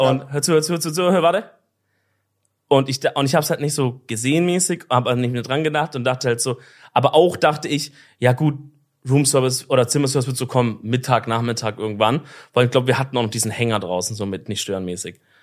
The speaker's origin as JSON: {"language": "German", "area": "Swabia", "region": "Baden-Württemberg", "country": "Germany", "said": "als Schwabe"}